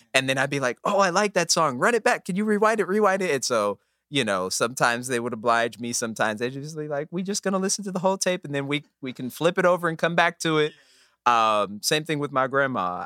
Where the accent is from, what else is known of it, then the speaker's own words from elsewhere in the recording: Omaha, Nebraska, United States; born and raised in Omaha, Nebraska